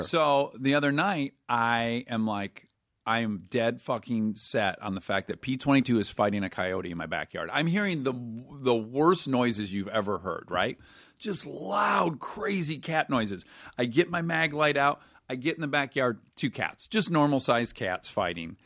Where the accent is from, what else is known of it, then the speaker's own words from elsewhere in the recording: Detroit, Michigan, United States; I'm from Detroit, where it is gray eight months of the year